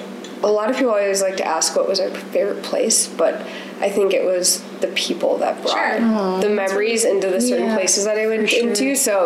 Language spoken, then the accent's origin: English; the Twin Cities, Minnesota, United States; So I grew up in the cities. I actually graduated from Champlain Park High School, which is Anoka, Ramsey area, north of the Twin Cities. And then before I lived in Brainerd, I was actually traveling in the van for a year.